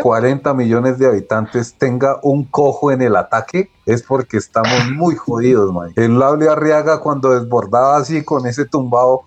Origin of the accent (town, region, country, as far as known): Colombia